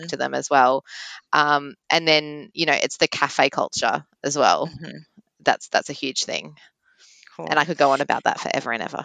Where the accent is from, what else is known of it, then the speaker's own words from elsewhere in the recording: Melbourne, Victoria, Australia; I'm born and bred in Melbourne